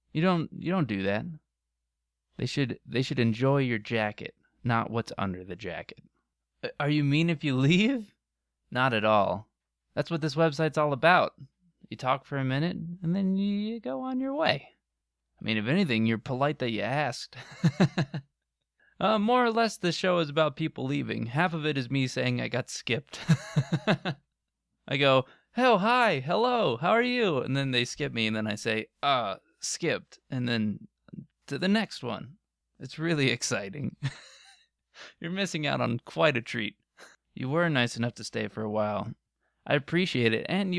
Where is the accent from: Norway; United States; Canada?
Norway; Might also be because I'm from Norway.